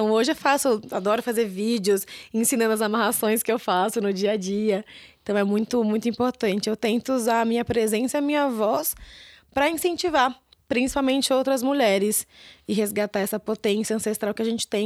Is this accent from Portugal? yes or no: no; São Paulo, Brazil; Eu sou de São Paulo, eu tenho um sotaque muito